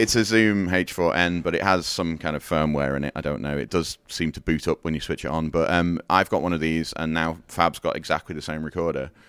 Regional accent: Liverpool, North West England, United Kingdom; I'm from Liverpool

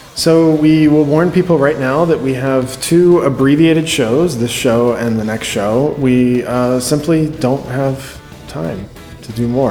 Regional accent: Baltimore, Maryland, United States; I grew up in Baltimore area

